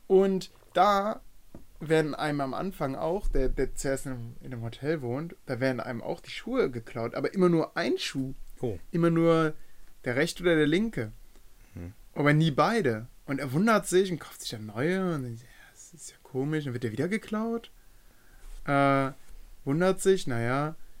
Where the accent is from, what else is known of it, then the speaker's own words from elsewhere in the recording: Germany; ich bin Deutscher